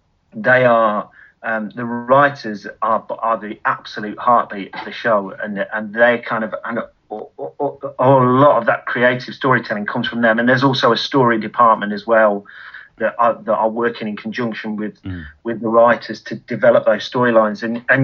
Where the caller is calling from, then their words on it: Ramsbottom, North West England, United Kingdom; I'm calling from Holcombe Brook, so just on the edge of Ramsbottom we are.